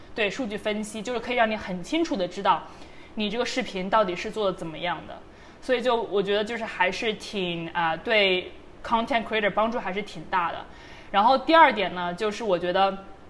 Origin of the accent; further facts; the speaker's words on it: China; 我是非常自豪作为一个中国人